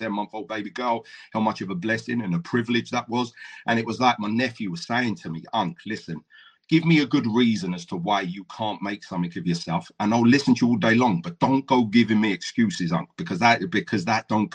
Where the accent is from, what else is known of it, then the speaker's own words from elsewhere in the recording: Brighton, South East England, United Kingdom; also born or lived in Essex; now in Swansea, United Kingdom; I grew up in Brighton